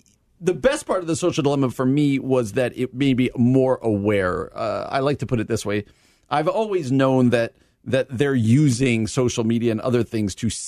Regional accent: New Jersey, United States; You know, I'm not from out here. I'm from New Jersey.

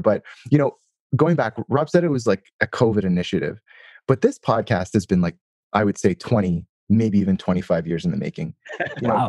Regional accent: Toronto, Ontario, Canada; I'm from Toronto.

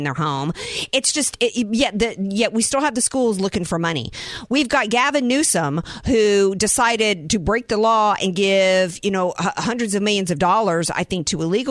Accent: the South, United States; also born or lived in I'm a Southerner; now in San Diego, United States; I grew up in the South

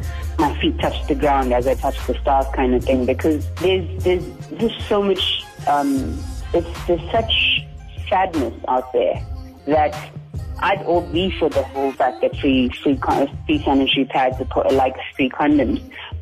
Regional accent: South Africa; Well, for myself as a South African Indian Hindu, it is a weird thing growing up with this for the last 15 years

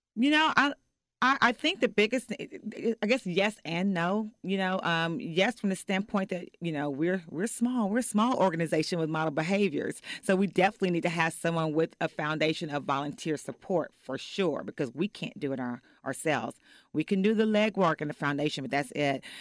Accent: Fort Worth, Texas, United States; also born or lived in Oak Cliff, Texas; now in Dallas, United States; I'm from Fort Worth

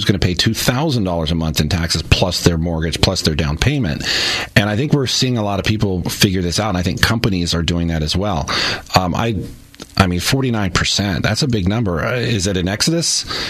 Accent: East Coast, United States; But I came from the East Coast, and that's what every community was built around, a strip mall.

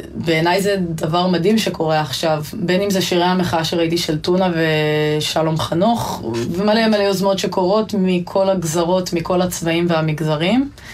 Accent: Ein Vered, Hefer Valley, Central District, Israel; בעין ורד ובכל מיני עמק חפר ואזורים שגדלתי בהם

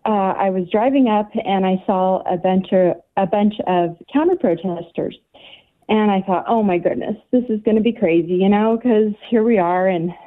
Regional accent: Northern Nevada, United States; now in Northwest Arkansas, United States; I'm originally from Northern Nevada

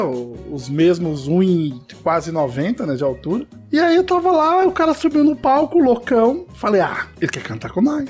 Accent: Osasco, São Paulo, Brazil; do querido bairro Novo Osasco, que foi onde eu cresci

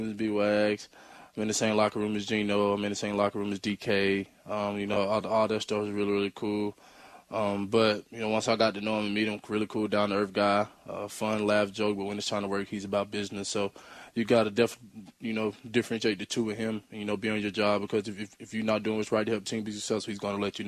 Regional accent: Mississippi, United States; born or raised there; moved away as an adult; now in Seattle, United States

